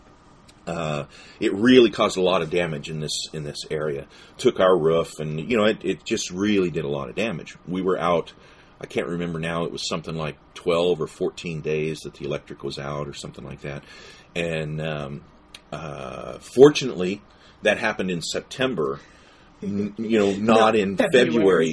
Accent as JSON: {"language": "English", "region": "Appalachia", "country": "United States", "said": "we're from Appalachia"}